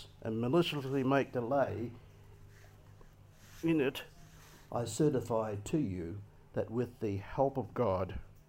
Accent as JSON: {"language": "English", "country": "Australia"}